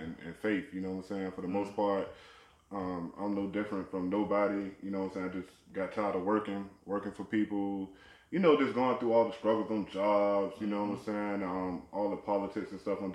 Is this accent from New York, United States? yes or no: no; Virginia, United States; I'm from Virginia